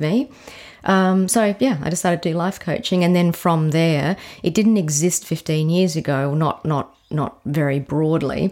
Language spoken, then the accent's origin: English; McLaren Vale, South Australia, Australia; I actually grew up, it was then really considered country, but, um, McLaren Vale